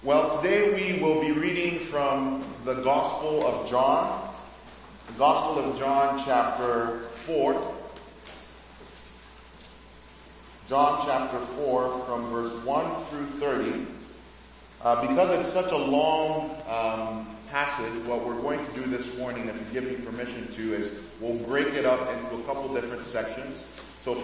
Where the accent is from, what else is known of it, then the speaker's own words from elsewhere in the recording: Nigeria; moved away as an adult; also born or lived in Grand Rapids, Michigan, United States; now in Houston, United States; I'm originally from Nigeria, but I've lived in the U.S. for about 16 years, 8 years in Grand Rapids, and another 8 years now in Houston, Texas